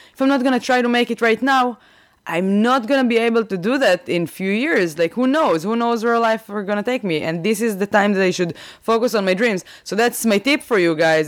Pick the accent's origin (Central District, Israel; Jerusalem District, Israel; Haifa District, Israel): Central District, Israel; Rehovot; English is a second language; moved away as an adult; also born or lived in Kfar Yavetz / Tel Aviv; now in Boston, United States; I am from Israel. I grew up in Rehovot.